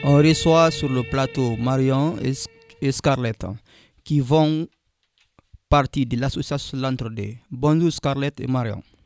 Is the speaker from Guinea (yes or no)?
yes; Guinea; now in France; je suis de la nationalité guinéenne, de, Guinée-Conakry